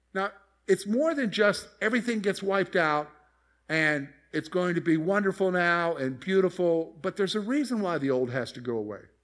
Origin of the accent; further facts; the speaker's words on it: Columbia, South Carolina, United States; moved away as an adult; I grew up in Columbia, South Carolina.